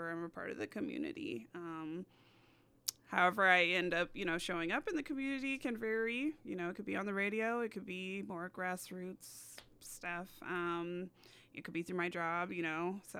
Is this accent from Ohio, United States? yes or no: no; California, United States; I came here from SoCal, and so you know, there's outdoors, but for me, it was mostly the beach.